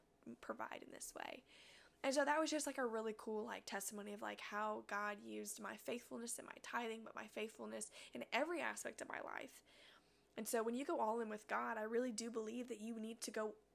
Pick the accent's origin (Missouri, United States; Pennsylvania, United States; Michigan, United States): Missouri, United States; from Missouri